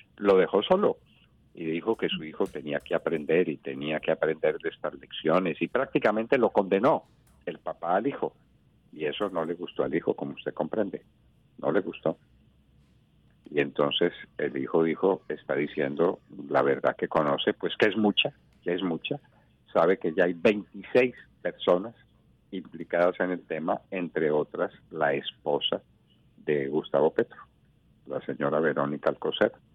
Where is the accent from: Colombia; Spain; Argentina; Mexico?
Colombia